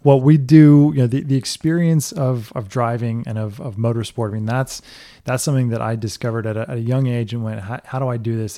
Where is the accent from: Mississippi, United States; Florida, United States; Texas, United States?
Florida, United States; Florida Keys, United States; I grew up in the Keys